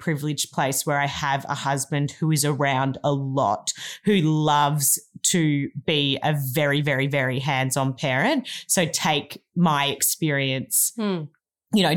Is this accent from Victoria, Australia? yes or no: yes; Melbourne, Victoria, Australia; now in Cabarita Beach, Australia; I grew up in Melbourne, but I now live in Cabarita Beach, which is in northern New South Wales